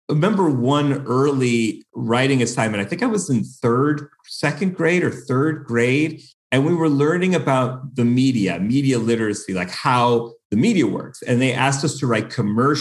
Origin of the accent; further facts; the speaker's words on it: Buffalo, New York, United States; now in Los Angeles, United States; I grew up in Buffalo, New York, and we are known for snow